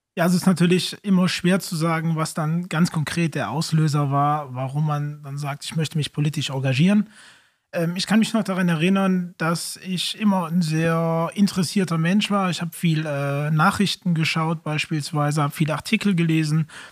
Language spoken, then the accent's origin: German; Eupen, Wallonia, Belgium; also born or lived in Raeren; ich komme auch aus Olpen, habe eine Zeit lang in Raren gewohnt, aber bin dann jetzt seit einigen Jahren wieder zurück